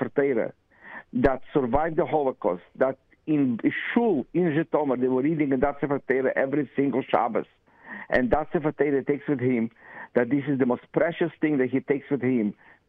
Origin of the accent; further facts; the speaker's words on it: Russia; now in Israel; His father was carrying the suitcases from the bus to our apartment in 1970 when we came from Russia.